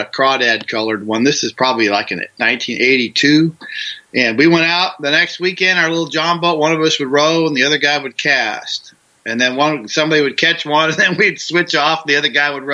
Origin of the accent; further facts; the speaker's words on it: Oregon, United States; I grew up in Oregon